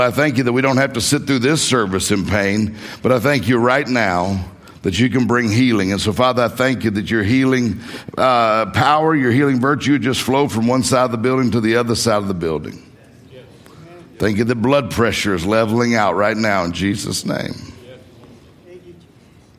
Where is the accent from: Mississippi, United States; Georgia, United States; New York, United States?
Mississippi, United States; moved away as an adult; also born or lived in Florida / Meridian, Mississippi; now in Detroit, United States; I grew up in Mississippi, graduated high school in Mississippi, and then I moved to Florida